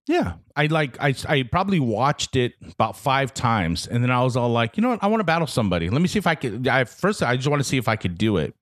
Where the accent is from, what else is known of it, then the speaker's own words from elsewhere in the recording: Guam; moved away; I'm from Guam, I'm from this small little island in the middle of nowhere